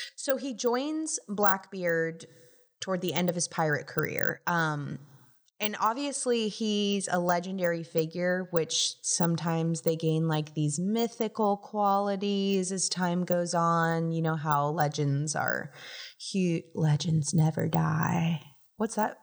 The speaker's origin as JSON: {"language": "English", "region": "South Florida", "country": "United States", "tie": "born or raised there", "said": "I am from South Florida and, you know, obviously grew up on the water going out to the keys"}